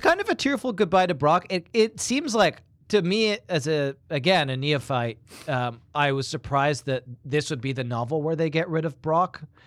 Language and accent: English; England, United Kingdom; moved away; when I was a, a very young boy, um, growing up in England